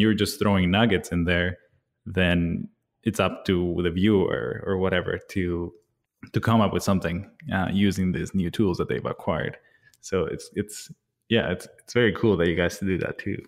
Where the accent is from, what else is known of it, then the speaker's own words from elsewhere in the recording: Bolivia; I was born and raised in Bolivia